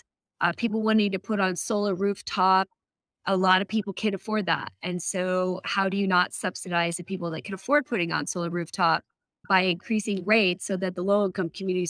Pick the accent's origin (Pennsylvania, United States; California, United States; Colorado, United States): Colorado, United States; moved away as an adult; also born or lived in Washington, D.C. / Seattle / Oregon / Durango, Colorado; I grew up in Colorado, but I lived mostly in Washington, D.C. and Seattle, Oregon area, and was able to make my way back home.